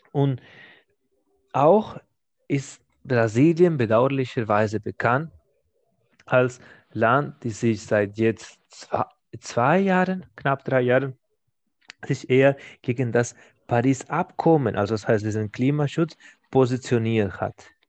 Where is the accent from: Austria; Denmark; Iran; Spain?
Spain; German is a second language; in meiner Heimat, in Spanien